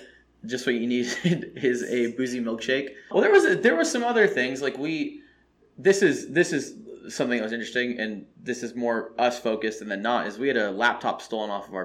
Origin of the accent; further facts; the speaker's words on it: Texas, United States; I'm from Texas.